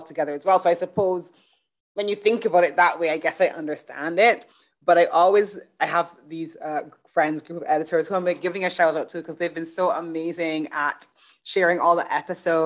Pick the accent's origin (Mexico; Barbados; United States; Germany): Barbados; moved away; also born or lived in United Kingdom; I grew up in Barbados. I've lived in the UK.